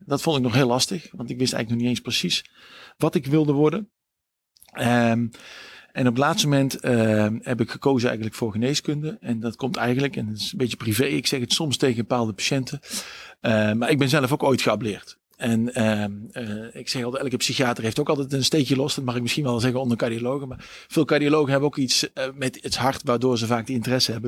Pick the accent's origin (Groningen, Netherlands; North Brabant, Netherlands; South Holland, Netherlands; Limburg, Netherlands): North Brabant, Netherlands; Sint-Oedenrode; moved away as an adult; now in Maastricht, Netherlands; waar ik ben opgegroeid is, eh, dat, hebben jullie al gezegd, in, uh, in Sint-Oederode. Dat is eigenlijk een klein dorp in, eh, in het midden van, uh, van Noord-Brabant